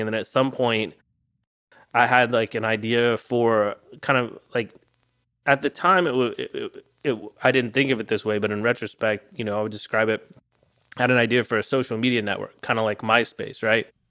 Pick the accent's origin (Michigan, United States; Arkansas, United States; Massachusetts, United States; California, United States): Arkansas, United States; I grew up in a little town in Arkansas